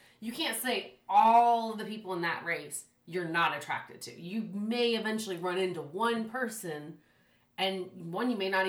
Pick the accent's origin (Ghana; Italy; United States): Italy; moved away; I grew up in Italy.